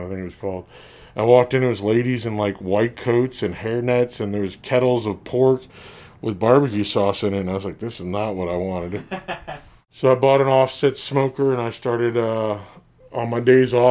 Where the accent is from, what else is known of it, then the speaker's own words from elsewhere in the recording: New York City, New York, United States; moved away as an adult; also born or lived in Oklahoma / Decatur, Alabama; I grew up in Brooklyn, New York, and then I went to college out at Oklahoma State